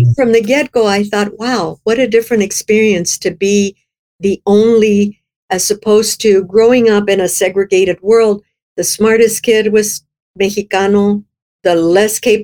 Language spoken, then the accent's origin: English; South Texas, United States; moved away as an adult; also born or lived in Midwest; now in California, United States; I grew up in South Texas, but we weren't immigrants